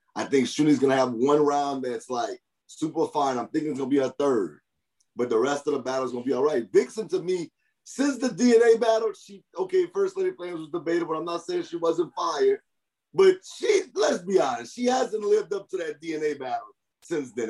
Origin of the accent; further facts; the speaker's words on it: Louisiana, United States; I'm from Louisiana